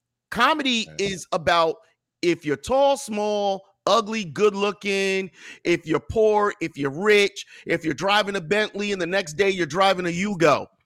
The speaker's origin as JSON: {"language": "English", "town": "Scotch Plains", "region": "New Jersey", "country": "United States", "tie": "born or raised there", "also_born_or_lived": "Minnesota", "moved": "as an adult", "said": "Born and raised in Scotch Plains, New Jersey. Class of 91, Scotch Plains Fanwood High School."}